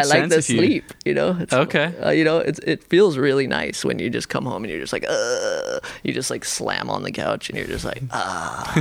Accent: Salt Lake City, Utah, United States; now in Washington, United States; I grew up in Salt Lake City

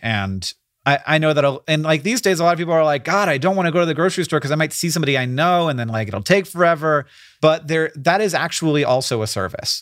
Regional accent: Florida, United States; moved away; I grew up in Florida

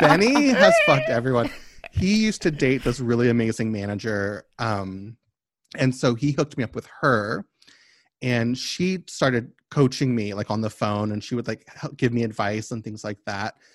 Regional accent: Kentucky, United States; moved away; also born or lived in Oakland; I'm from Kentucky.

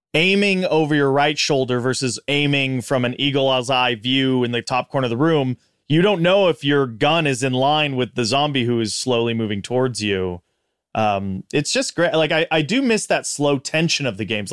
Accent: Big Bear City, California, United States; I grew up in Big Bear City, California

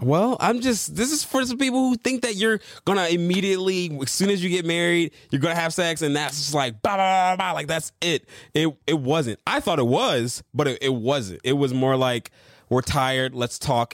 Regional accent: Michigan, United States; moved away; I'm originally from Michigan

